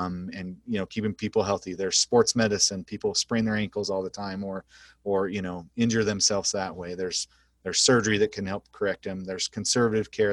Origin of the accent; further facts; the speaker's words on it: Idaho, United States; moved away as an adult; also born or lived in Cleveland, Ohio / New Jersey / Oklahoma; now in North Platte, United States; I grew up in Idaho